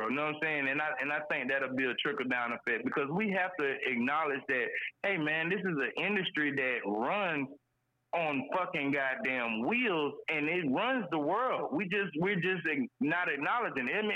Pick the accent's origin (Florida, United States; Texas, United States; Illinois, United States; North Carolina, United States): Florida, United States; Jacksonville; I'm from Duval, Florida